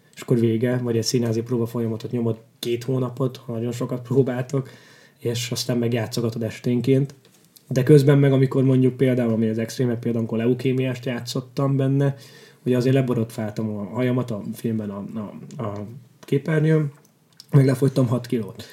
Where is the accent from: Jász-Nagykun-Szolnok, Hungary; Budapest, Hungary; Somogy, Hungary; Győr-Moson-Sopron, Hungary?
Somogy, Hungary; Kaposvár; Kaposvári vagyok, ott Somogyban ismerősök